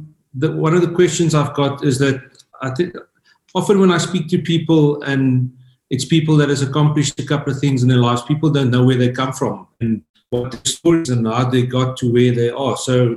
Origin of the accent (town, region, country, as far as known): Worcester, Western Cape, South Africa; born or raised there